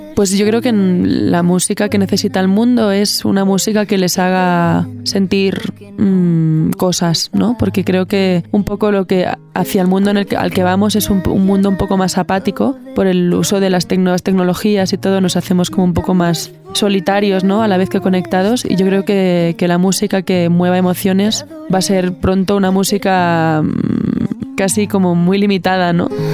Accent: Barcelona, Catalonia, Spain; yo nací en Barcelona, en donde un lugar donde convergen muchos tipos de música y es, viví en un pueblo cerca del bosque

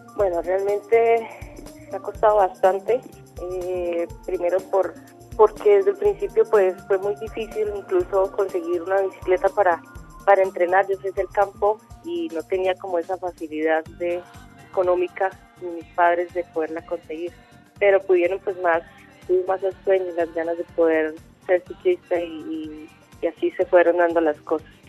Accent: Zapatoca, Santander, Colombia; llegue a Zapatoca, a mi pueblo

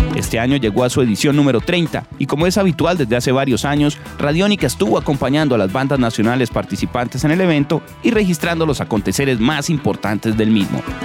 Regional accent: Colombia

